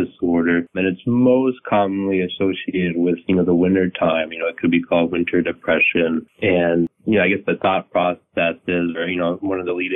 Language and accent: English; Alexandria, Virginia, United States; I'm a Virginia native. I grew up in Alexandria, Virginia